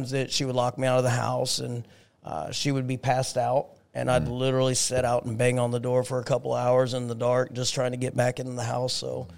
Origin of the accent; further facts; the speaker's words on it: Lawrence, Kansas, United States; So Lawrence, Kansas, small community, home of the KU Jayhawks.